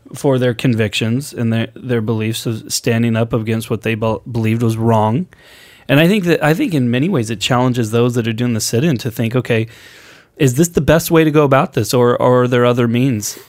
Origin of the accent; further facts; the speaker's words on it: Portland, Oregon, United States; growing up on the West Coast, growing up in Portland, I, I saw virtually no racism growing up, going to high school in Portland.